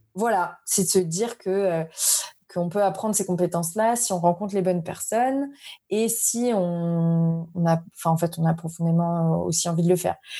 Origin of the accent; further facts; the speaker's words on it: Paris suburbs, Île-de-France, France; moved away as an adult; also born or lived in Dublin, Ireland / Madrid, Spain; now in Bordeaux, France; je viens de banlieue parisienne